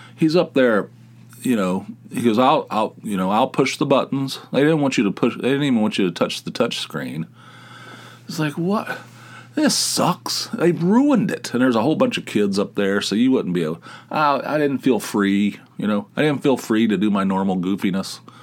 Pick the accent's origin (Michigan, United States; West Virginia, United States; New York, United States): West Virginia, United States; moved away; I'm from West Virginia. We eat coleslaw on our hot dogs